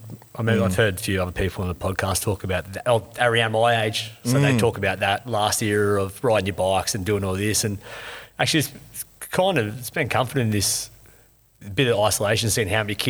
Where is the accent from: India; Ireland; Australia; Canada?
Australia; Londonderry, New South Wales; also born or lived in North Richmond, New South Wales; So I grew up in Londonderry.